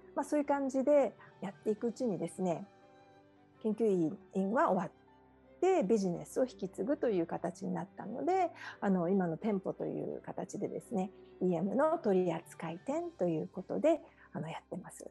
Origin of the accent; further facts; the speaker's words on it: Okinawa, Japan; moved away as an adult; now in Hawaii, United States; 出身は沖縄なんですけれども